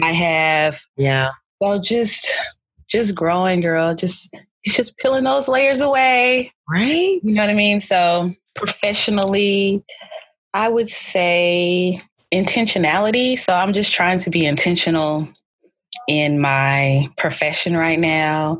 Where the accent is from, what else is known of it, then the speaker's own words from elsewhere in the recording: Birmingham, Alabama, United States; also born or lived in Newport News, Virginia / Auburn, Alabama; I was born in Newport News, Virginia, but I was raised in Birmingham, Alabama.